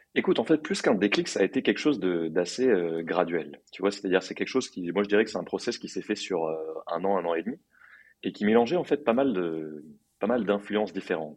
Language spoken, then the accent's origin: French; Paris, Île-de-France, France; moved away as an adult; also born or lived in New York; j'ai grandi à Paris